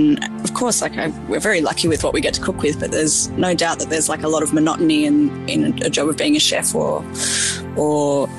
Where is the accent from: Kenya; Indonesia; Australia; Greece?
Australia; Tasmania; So I was born and raised in Tasmania and did school down there.